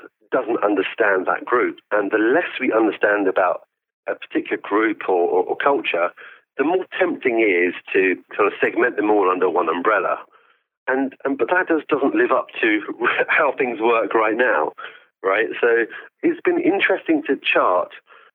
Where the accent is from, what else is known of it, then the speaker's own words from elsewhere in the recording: London, United Kingdom; My parents came to this country in the 1970s from East Africa.